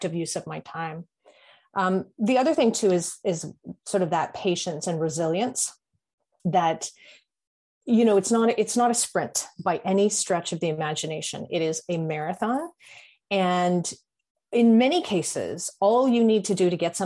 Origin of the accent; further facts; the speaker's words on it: Canada; I'm Canadian